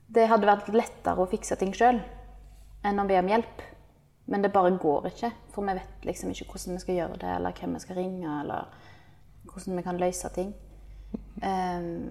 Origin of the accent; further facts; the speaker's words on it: Norway; moved away as an adult; now in Indonesia; et sånn selvstendig liv som vi er vant med fra Norge